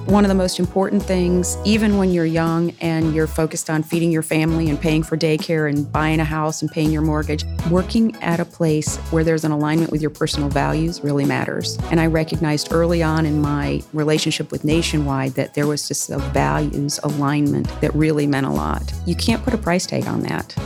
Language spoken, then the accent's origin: English; Southwest Michigan, United States; moved away as an adult; also born or lived in Bowling Green, Ohio / North Carolina / Virginia; now in Columbus, United States; I grew up in Southwest Michigan